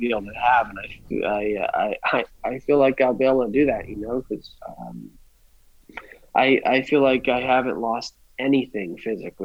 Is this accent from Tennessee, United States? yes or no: no; Healdsburg, California, United States; this is my hometown